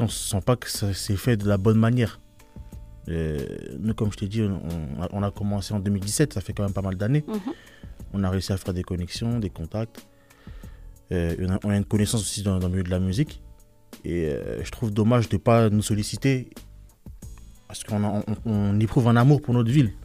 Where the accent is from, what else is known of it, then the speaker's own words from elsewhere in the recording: Limay, Île-de-France, France; On est issu de la ville de Limay